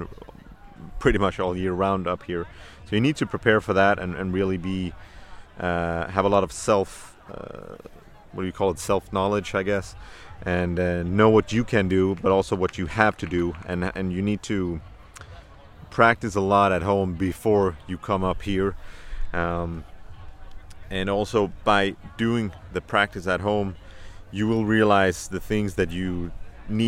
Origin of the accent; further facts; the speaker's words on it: Malmö, Skåne, Sweden; born and raised in Malmö, south of Sweden